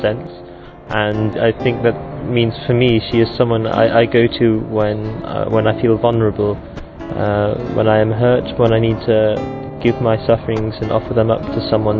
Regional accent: England, United Kingdom; I'm 21, I'm from England.

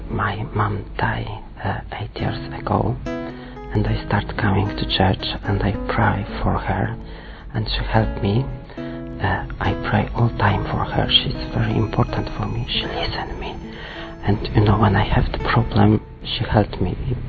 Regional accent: Poland; English is a second language; I'm 27 years old. I'm from Poland.

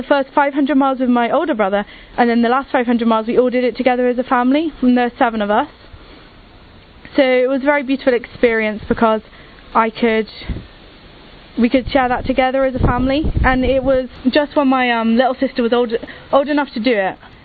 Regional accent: England, United Kingdom; I'm from England and I'm 20 years old

